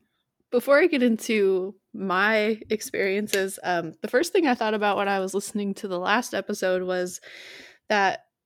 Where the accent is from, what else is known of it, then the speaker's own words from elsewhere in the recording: Butte, Montana, United States; It's this tiny little like old mining town, and the house that we lived in was built in like 1901 or something